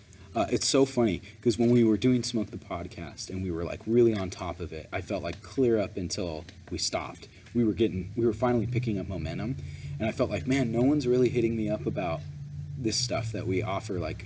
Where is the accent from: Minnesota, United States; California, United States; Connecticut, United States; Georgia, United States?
California, United States; we're from California